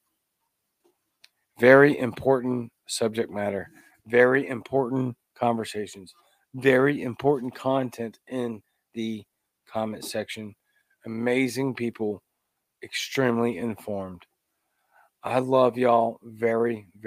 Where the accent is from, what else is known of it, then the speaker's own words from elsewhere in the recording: Louisiana, United States; now in Mississippi, United States; I live in a deep red state of Mississippi, where I'm born in Louisiana, by the way. I am Cajun, the Cajun libertarian